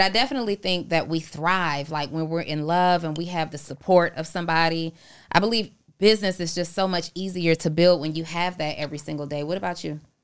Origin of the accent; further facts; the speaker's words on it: Atlanta, Georgia, United States; also born or lived in New Orleans, Louisiana; I am originally from New Orleans, but I went to school in Atlanta. I've been here since